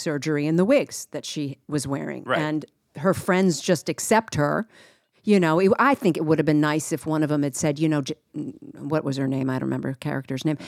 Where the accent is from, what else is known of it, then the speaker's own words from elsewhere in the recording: East Coast, United States; I grew up on the East Coast